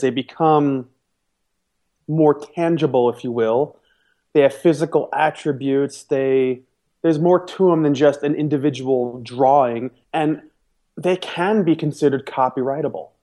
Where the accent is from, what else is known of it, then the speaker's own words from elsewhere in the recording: New York, United States; moved away; I'm, I'm from New York, and even though they say soda there as, as the generic word